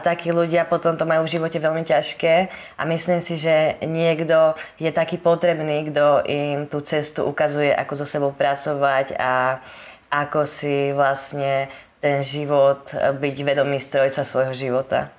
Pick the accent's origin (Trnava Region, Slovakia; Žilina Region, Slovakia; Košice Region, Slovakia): Trnava Region, Slovakia; Holíč; pochádzam z Holíča